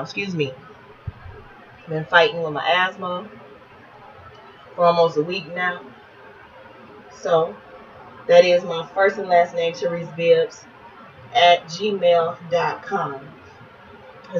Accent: East Chicago, Indiana, United States; born and raised in East Chicago, Indiana, educated in the public schools of East Chicago

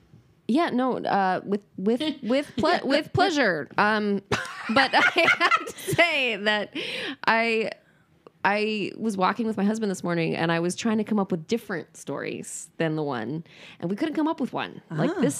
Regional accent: California, United States; Northern California.

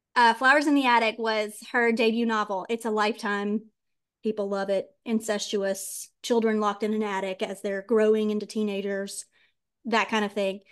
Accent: the Deep South, United States; I was raised in the South and the Deep South, Bible Belt

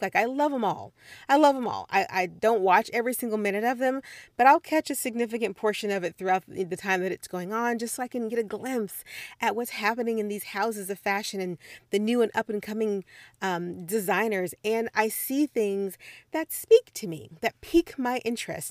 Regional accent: Midwest, United States; moved away as an adult; also born or lived in Missouri / Puerto Rico; I am from the Midwest

